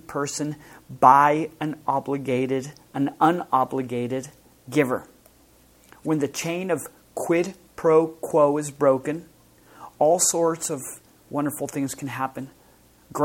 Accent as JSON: {"language": "English", "town": "El Paso", "region": "Texas", "country": "United States", "tie": "born or raised there", "moved": "yes", "said": "I grew up in El Paso, which is a border town with Mexico, with Juarez, Mexico"}